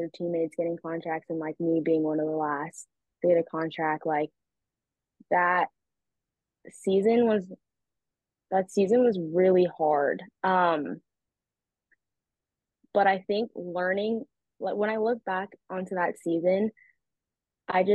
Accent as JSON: {"language": "English", "region": "California", "country": "United States", "moved": "as an adult", "lives_now": "Australia", "said": "I'm from California."}